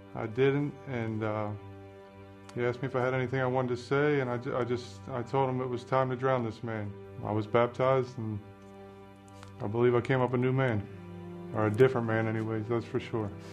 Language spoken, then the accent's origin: English; Harford County, Maryland, United States; I grew up here in Harford County, um, one of four kids